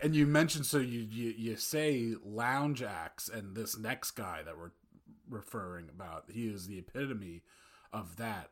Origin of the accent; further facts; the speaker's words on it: Old Tappan, New Jersey, United States; from Northern Valley Regional High School at Old Japan, class of oh five